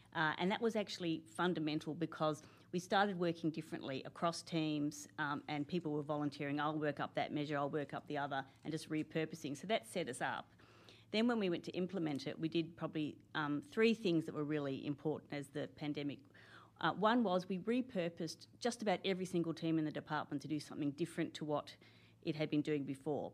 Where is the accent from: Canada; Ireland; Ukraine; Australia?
Australia; Canberra, Australian Capital Territory; I'm one of those people who are from Canberra. I, I, I grew up here